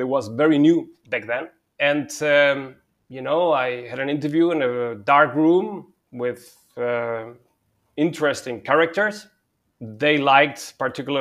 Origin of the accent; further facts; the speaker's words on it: Germany; also born or lived in Spain / Madrid, Spain / Munich, Germany; I was born and partly raised in Spain. And I grew up in Germany.